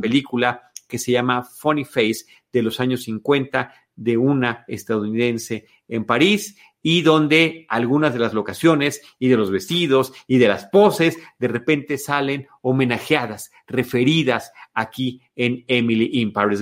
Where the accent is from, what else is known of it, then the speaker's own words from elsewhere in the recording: Mexico; como mexicanos